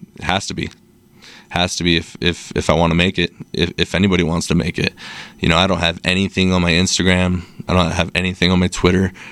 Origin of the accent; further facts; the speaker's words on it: Salt Lake City, Utah, United States; Born and raised eight oh one, shout out. Uh, moved around a little bit throughout, uh, elementary, but been here since middle school, so fifteen years now. Um, yeah, Salt Lake's my home, never leaving